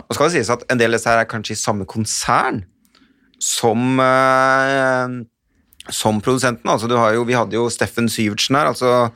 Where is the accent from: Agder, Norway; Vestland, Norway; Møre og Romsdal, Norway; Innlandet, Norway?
Innlandet, Norway; Hamar; Jeg kommer fra Hamar-traktene